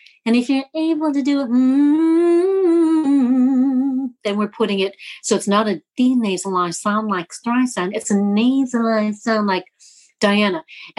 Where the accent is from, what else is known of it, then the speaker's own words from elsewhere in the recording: California, United States; also born or lived in Colombia / Costa Rica; I mean, I'm from California, but I was born in South America, in Colombia, and then lived in Costa Rica.